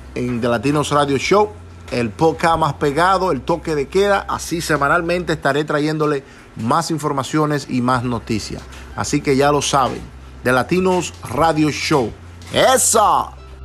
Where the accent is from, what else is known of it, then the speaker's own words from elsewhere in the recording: Montellano, Puerto Plata, Dominican Republic; also born or lived in New York, United States; now in Pennsylvania, United States; mi pueblo, Montellano, Puerto Plata, allá en República Dominicana